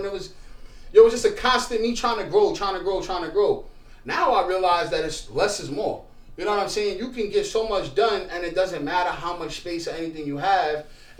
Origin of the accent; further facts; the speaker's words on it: Brooklyn, New York, United States; I'm from Brooklyn. I'm born in Brooklyn.